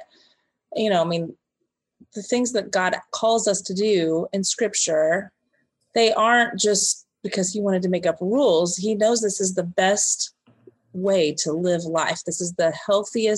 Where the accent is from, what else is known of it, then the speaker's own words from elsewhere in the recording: Texas, United States; I'm from Texas